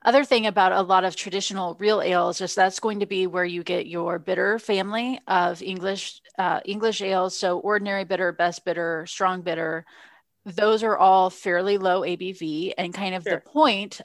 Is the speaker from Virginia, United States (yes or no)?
no; Texas, United States; I grew up living in Texas